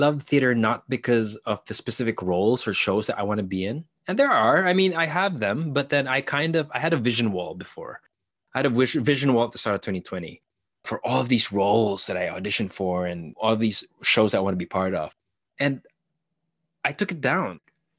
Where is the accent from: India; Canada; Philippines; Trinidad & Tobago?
Philippines; So I grew up as an artist for the most part of my life in the Philippines with limitation.